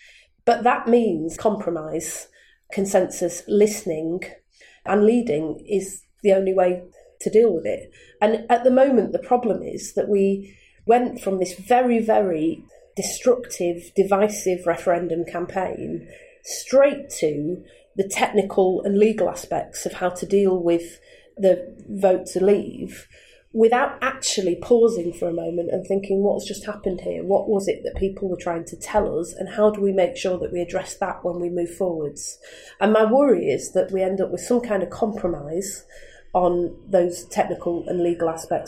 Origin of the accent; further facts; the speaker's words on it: Manchester, North West England, United Kingdom; I was born in Manchester in 1979, near Thatcher came to power. And when I was born, Manchester was much older than the surrounding towns like Wigan, Bury, Bolton, because the industry was in towns.